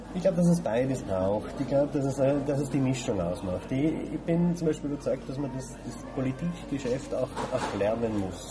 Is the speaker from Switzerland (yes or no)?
no; Leoben district, Upper Styria, Austria; moved away as an adult; also born or lived in Bruck an der Mur / Innsbruck / Bregenz, Vorarlberg; now in Vorarlberg, Austria; Ich bin äh, in der Obersteiermark geboren, im Bezirk Lom aufgewachsen